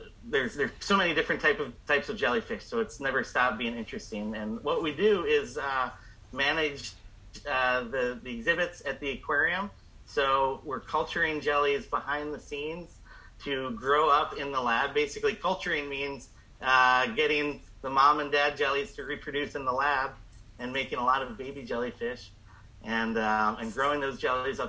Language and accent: English; Chesapeake Bay area, United States; moved away as an adult; also born or lived in Catalina Island; now in Monterey, United States; I grew up in the Chesapeake Bay area and used to muck around in the marshes and in the wetlands